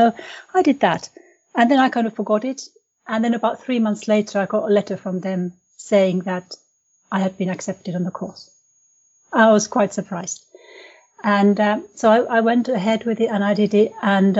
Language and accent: English; Finland; first language Finnish; English is a second language; I'm from Finland